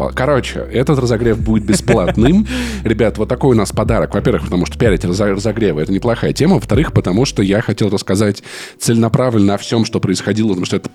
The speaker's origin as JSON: {"language": "Russian", "town": "Voronezh", "region": "Voronezh Oblast", "country": "Russia", "tie": "born or raised there", "said": "Я всегда отвечаю, типа, я вырос в Воронеже."}